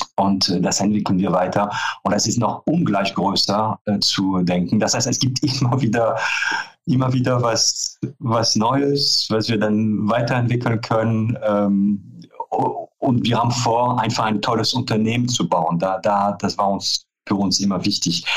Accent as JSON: {"language": "German", "country": "France", "tie": "born or raised there", "also_born_or_lived": "Paris", "second_language": "German", "moved": "as an adult", "lives_now": "Cologne, Germany", "said": "Also ich bin zwar gebürtige Franzose, ähm, bin aber schon ähm, äh, Oktober 89 nach Köln gekommen"}